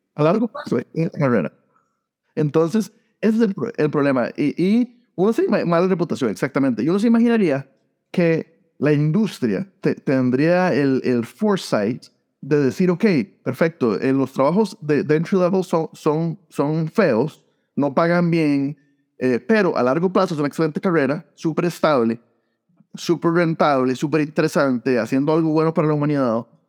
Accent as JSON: {"language": "Spanish", "region": "San José", "country": "Costa Rica", "tie": "born or raised there", "also_born_or_lived": "Iowa / Columbus / Phoenix / Sacramento", "moved": "as an adult", "lives_now": "United States", "said": "Yo, yo eh, nací y crecí en Costa Rica, eh, en San José, y me vine a los 19 años a Estados Unidos"}